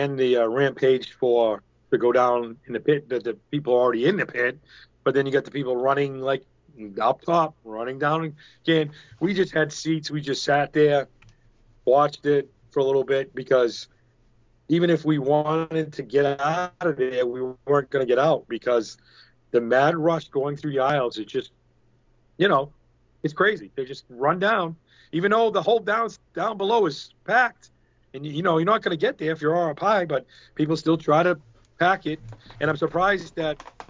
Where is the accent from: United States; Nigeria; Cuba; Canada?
United States; New England; I'm from New England.